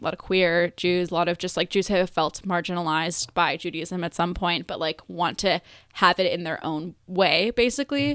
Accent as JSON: {"language": "English", "town": "Buffalo Grove", "region": "Illinois", "country": "United States", "tie": "born or raised there", "also_born_or_lived": "Vernon Hills / Mundelein", "said": "I grew up in northwest suburbs."}